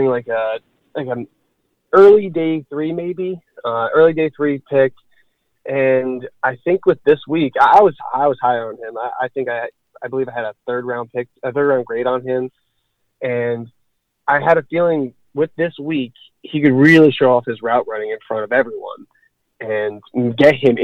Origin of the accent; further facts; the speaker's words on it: New Jersey, United States; moved away as an adult; now in Florida, United States; I've been from Jersey my whole life